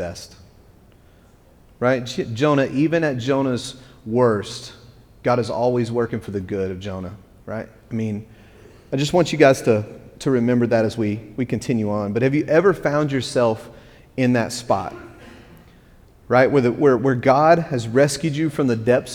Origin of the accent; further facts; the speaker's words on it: West Texas, United States; now in East Tennessee, United States; I'm from West Texas